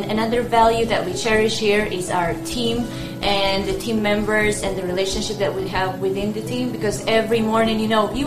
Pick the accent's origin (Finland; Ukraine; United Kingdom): Ukraine; moved away; I'm from Ukraine.